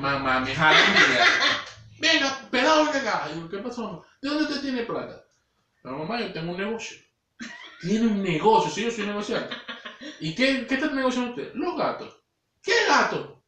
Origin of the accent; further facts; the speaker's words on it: Maracaibo, Zulia, Venezuela; moved away; hablando de mi tierra